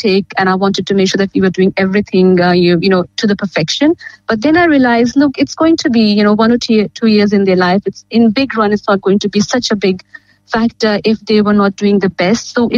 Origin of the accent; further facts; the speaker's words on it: India; now in Geelong, Australia; I come from India